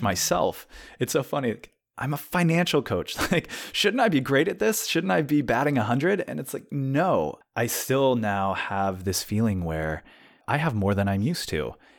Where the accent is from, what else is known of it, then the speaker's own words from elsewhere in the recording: San Luis Obispo, California, United States; moved away; I am staying with a friend in San Luis Obispo, which is my hometown